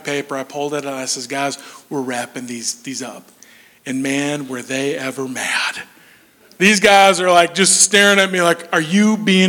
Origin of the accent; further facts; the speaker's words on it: Minnesota, United States; moved away; I'm from Minnesota originally, and I'm kind of Nordic